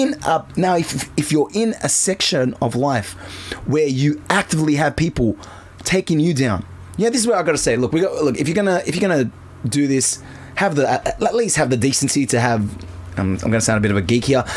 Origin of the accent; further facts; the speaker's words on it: Australia; I'm an Aussie too